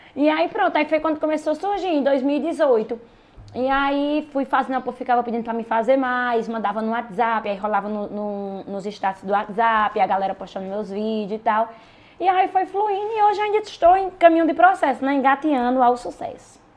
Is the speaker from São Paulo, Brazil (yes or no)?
no; Ouricuri, Pernambuco, Brazil; also born or lived in Juazeiro; a minha cidade natal é Uricuri, Pernambuco